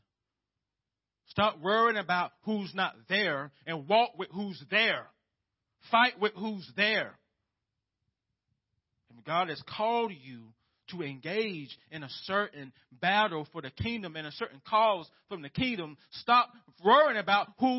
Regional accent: United States; as American Christians

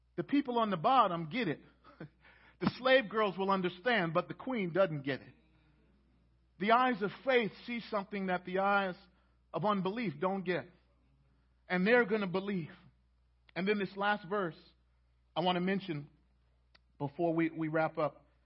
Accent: Baltimore, Maryland, United States; moved away; I'm from Baltimore

